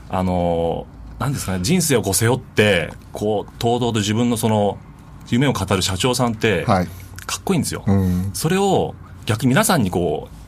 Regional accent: Niigata, Japan; moved away as an adult; also born or lived in Fujimachi, Nishitokyo, Tokyo; now in Nishitokyo, Japan; 生まれはあの、新潟県でして、はい、まあ、米どころ、酒どころの、まあ、新潟県で生まれて、あの、学生時代にですね、はい、まあ、上京しまして

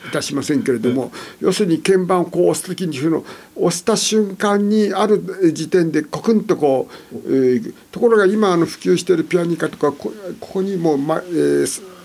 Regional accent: Niigata, Japan; 新潟でして

